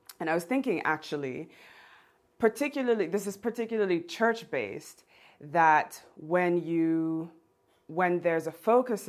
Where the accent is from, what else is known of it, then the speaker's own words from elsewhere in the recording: Geneva, Switzerland; growing up in Geneva